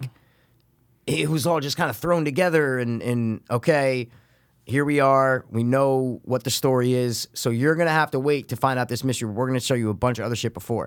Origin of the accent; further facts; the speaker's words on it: United States; we're American